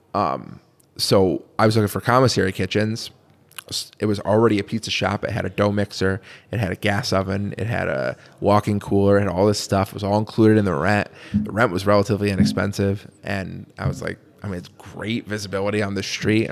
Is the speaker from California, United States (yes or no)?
no; Connecticut, United States; now in Syracuse, United States; I'm, I'm from Connecticut originally.